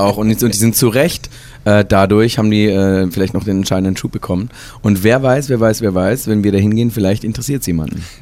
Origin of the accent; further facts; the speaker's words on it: Baden-Württemberg, Germany; moved away; also born or lived in Hesse; ich wurde geboren in Baden-Württemberg, nicht in Hessen, Ähm, und, äh, bin aufgewachsen und durfte, äh, im Hause meiner Eltern